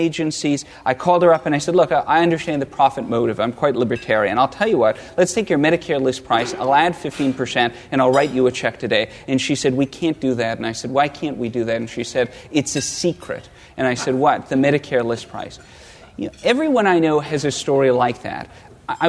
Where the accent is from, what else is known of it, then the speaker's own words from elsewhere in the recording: the Prairies, Canada; When I was growing up in Canada, smack dab in the middle of the Canadian prairie